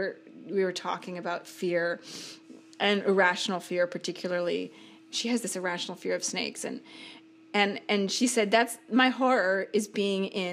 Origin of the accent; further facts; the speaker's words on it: Seattle, Washington, United States; I grew up in Seattle